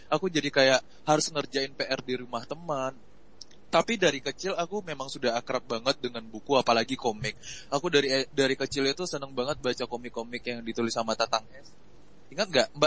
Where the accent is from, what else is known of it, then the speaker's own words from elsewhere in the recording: Pariaman, West Sumatra, Indonesia; Iya, aku orang Pariaman, Sumatera oh, Barat.